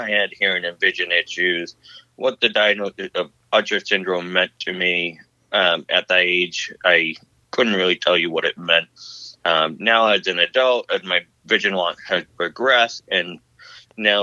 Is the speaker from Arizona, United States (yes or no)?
no; south of Boston, Eastern Massachusetts, United States; I'm from Eastern Massachusetts, which is a little bit south of Boston